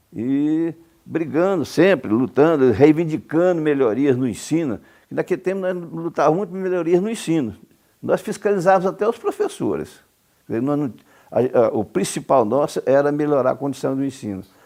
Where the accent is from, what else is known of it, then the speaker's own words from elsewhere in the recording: Cumari, Goiás, Brazil; moved away; also born or lived in Trindade / Goiânia; nasci em Cumari, pequena cidade no sudeste do estado.